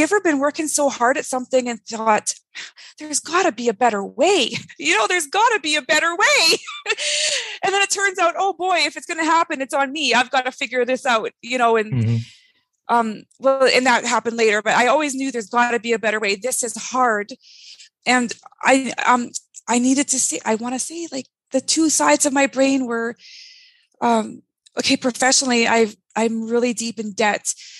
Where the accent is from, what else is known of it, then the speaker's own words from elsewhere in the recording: Canada; also born or lived in California; journey took me on the map to California, where I also experienced all those settings. And finally, I'm from Canada. It was time to come home. So I moved to Ontario, and that's where we launched Tiny Eye.